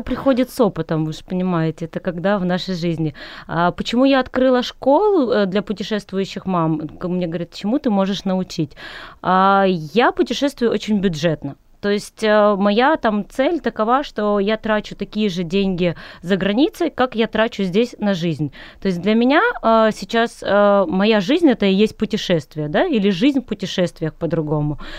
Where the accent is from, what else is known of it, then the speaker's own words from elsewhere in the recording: Crimea, Ukraine; moved away as an adult; also born or lived in Kyiv; я родилась в Крыму, а, у моря